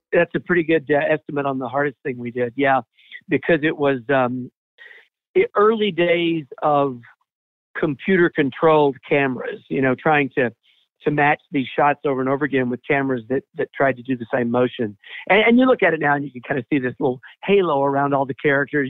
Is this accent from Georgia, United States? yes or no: yes; Atlanta, Georgia, United States; I'm from Atlanta originally. Still live here